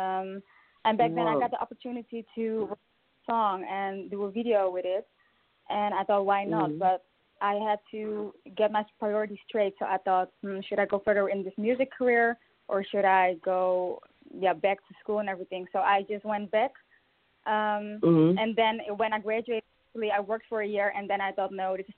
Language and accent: English; Netherlands; I'm a singer from the Netherlands, a Dutch singer, and I am active internationally, namely in UK and in India, and also in my own country